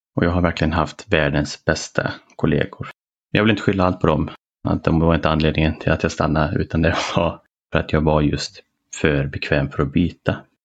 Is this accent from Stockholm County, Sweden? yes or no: no; a small town smaller than Borås, Västra Götaland, Sweden; moved away; ville jag flytta tillbaka till den lilla ska man säga, byn eller mindre stan än Borås eh, där jag växte upp